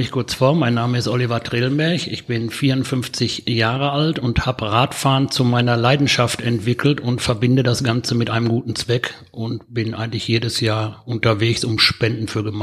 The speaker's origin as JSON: {"language": "German", "town": "Hagen", "region": "North Rhine-Westphalia", "country": "Germany", "said": "Ich bin aus Hagen"}